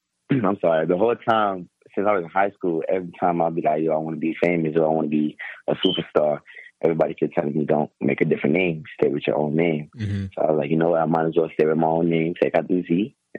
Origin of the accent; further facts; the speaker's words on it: Miami, Florida, United States; also born or lived in Saint Vincent; I was born in St. Vincent. It's a small island in the Virgin Islands. And then I came over here when I was 4 to America. And I've been in Miami ever since.